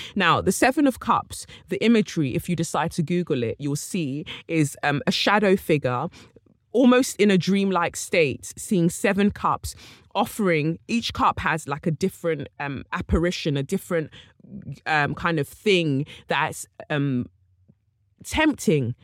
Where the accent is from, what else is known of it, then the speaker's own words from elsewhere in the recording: United Kingdom; I too am from Britain